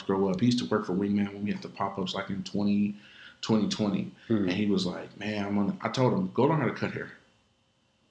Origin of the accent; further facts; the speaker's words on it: Atlanta, Georgia, United States; I'm from Atlanta. So, I used to work at the Georgia Dome